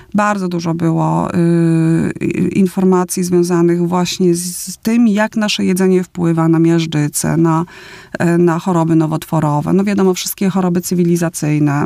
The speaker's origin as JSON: {"language": "Polish", "town": "Opole", "region": "Opole Voivodeship", "country": "Poland", "said": "pochodzę z Opola, śląsko-polski"}